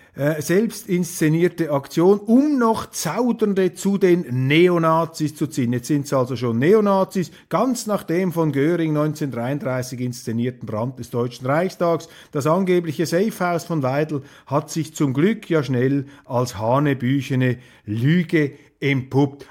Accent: Switzerland; Als Schweizer

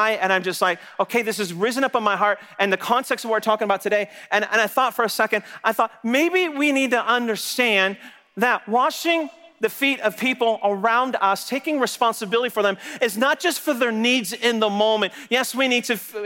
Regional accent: Texas, United States; I'm from Texas

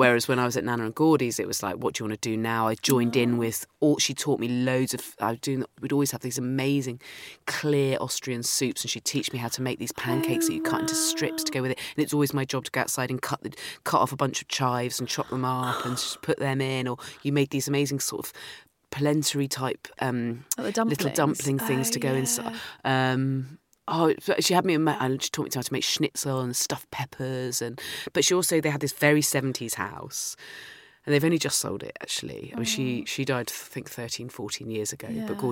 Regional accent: Dorset, South West England, United Kingdom; I grew up in Dorset

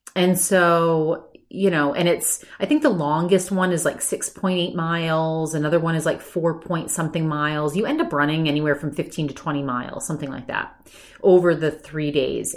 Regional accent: Maine, United States; moved away; I grew up in Maine.

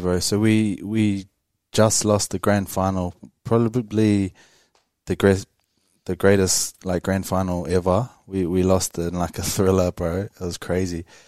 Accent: Wellington, New Zealand; growing up in Wellington

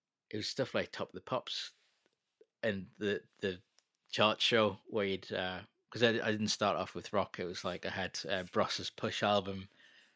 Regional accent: Jarrow, North East England, United Kingdom; also born or lived in Newcastle; I grew up in Jarrow in a estate called Fellgate

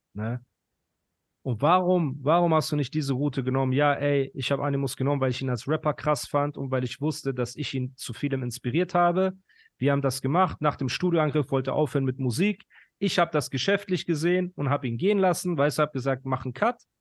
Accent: Iran; now in Pforzheim, Germany; Ich bin Iraner

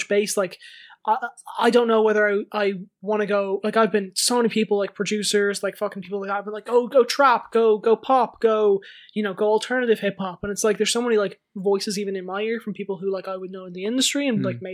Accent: Dublin, County Dublin, Ireland; I'm from Crumlin

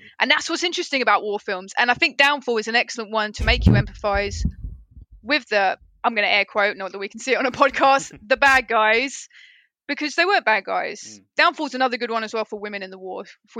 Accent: United Kingdom; obviously as British people

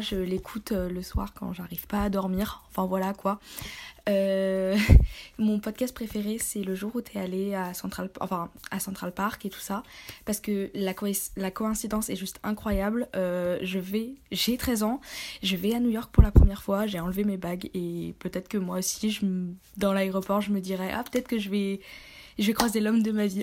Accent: Belgium; also born or lived in Liège; je suis belge

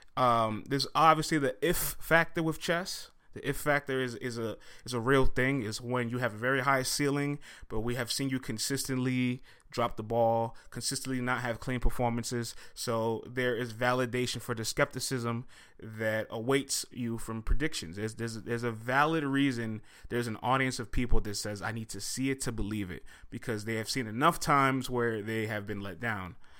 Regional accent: New York, United States; I'm from New York

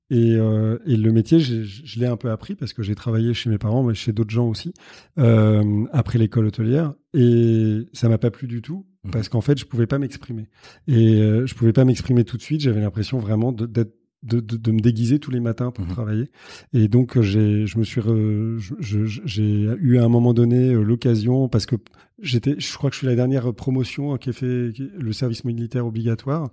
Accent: Paris, Île-de-France, France; j'ai grandi à Paris

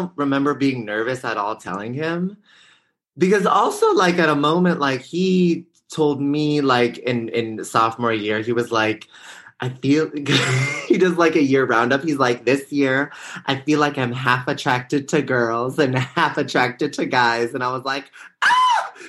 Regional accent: Bay Area, California, United States; I'm from the Bay Area

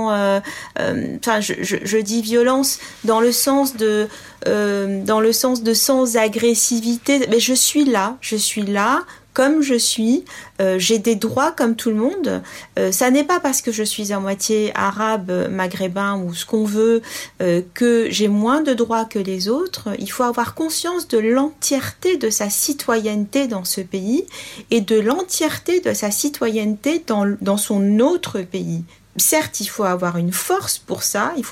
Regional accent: France; Euh, moi, je suis française avant tout.

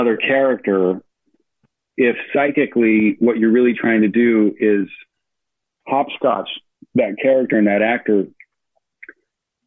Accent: Chicago, Illinois, United States; moved away; also born or lived in New York; from Chicago

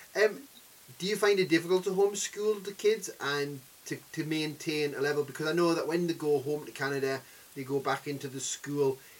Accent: Newcastle upon Tyne, North East England, United Kingdom; I'm from Newcastle

